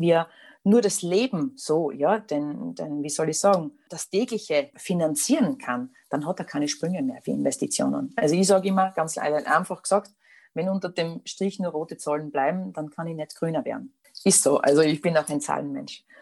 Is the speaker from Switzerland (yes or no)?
no; Austria; also born or lived in Styria; bei uns in Österreich